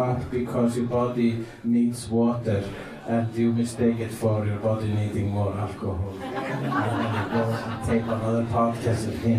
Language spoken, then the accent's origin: English; Iceland; And I am an Icelandic person.